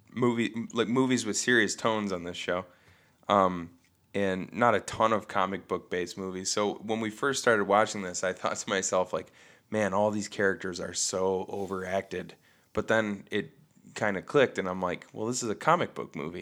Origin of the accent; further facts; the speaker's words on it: Bad Axe, Michigan, United States; we had Devil's Night growing up in Bad Axe